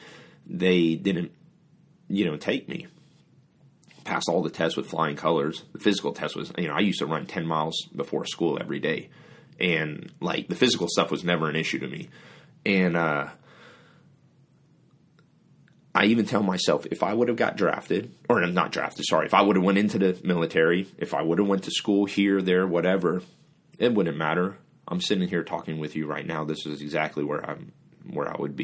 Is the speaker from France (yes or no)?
no; Singapore; also born or lived in Kansas, United States; now in United States; I'm originally from Singapore. I was born in Singapore.